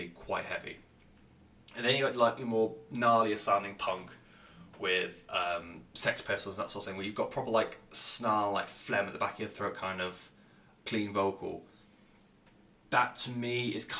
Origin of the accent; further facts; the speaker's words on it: England, United Kingdom; I'm English